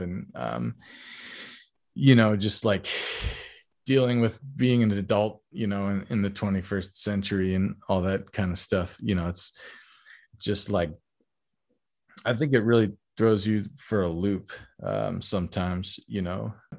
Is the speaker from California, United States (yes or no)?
yes; Bay Area, California, United States; moved away as an adult; also born or lived in Texas; now in New York City, United States; I, I grew up in the Bay Area, um, California, in the, in the peninsula